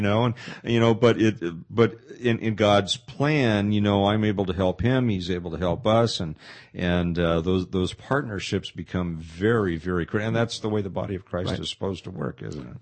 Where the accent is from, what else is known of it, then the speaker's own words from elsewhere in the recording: Pasadena, California, United States; moved away; when I grew up in Pasadena